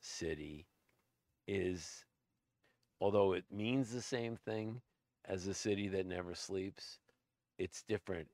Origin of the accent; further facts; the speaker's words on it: New York City, New York, United States; moved away; also born or lived in Suffolk County, New York; I come from Brooklyn, but we live we lived out in Suffolk County on the island